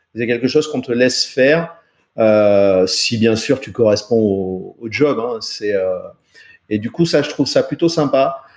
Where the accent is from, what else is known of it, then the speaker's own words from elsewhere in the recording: France; un petit français, tu sais comment je parle